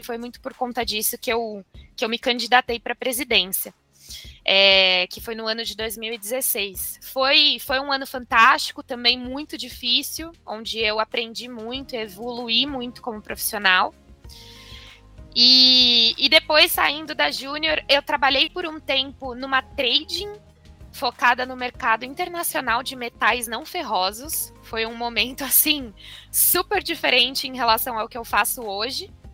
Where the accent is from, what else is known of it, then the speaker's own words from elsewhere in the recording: Avaré, São Paulo, Brazil; moved away as an adult; also born or lived in Ribeirão Preto; now in São Paulo, Brazil; eu sou do interior de São Paulo, de Avaré, uma cidade que tem 90 mil habitantes. Não é tão pequenininha assim, mas crescer em cidade pequena